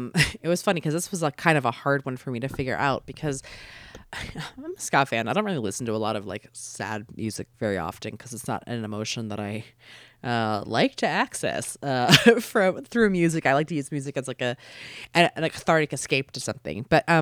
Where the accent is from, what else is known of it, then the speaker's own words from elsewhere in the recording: East Coast, United States; now in Los Angeles, United States; you know, I live in Los Angeles and I'm from the East Coast originally, and my whole family is there and I love them.